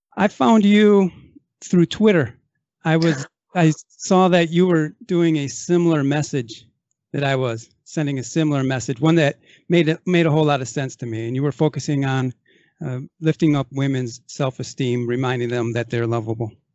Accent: Racine, Wisconsin, United States; now in California, United States; I come from Racine, Wisconsin

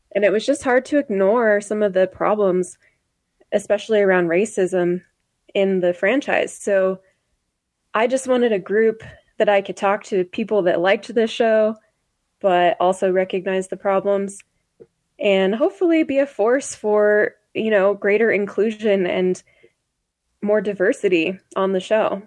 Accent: Idaho, United States; growing up in Idaho

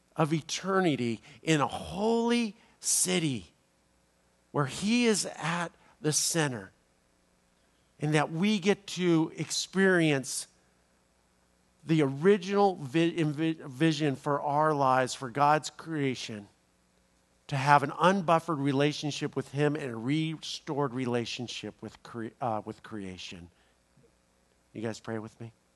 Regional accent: Los Angeles, California, United States; I'm from Los Angeles

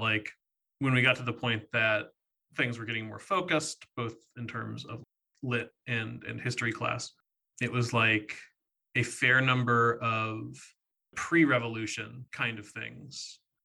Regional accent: Virginia, United States; moved away; I grew up in Virginia

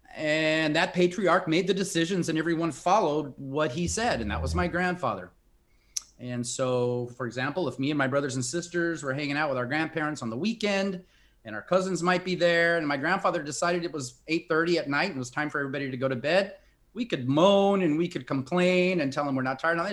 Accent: Compton, California, United States; moved away as an adult; also born or lived in India / Brazil / Mexico; I grew up in a small town south of Los Angeles, California. Not many people have heard of it. Compton, California

